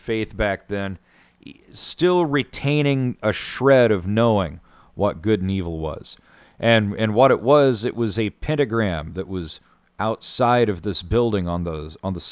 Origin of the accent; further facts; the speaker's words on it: Van Buren, Missouri, United States; where I grew up in Van Buren, Missouri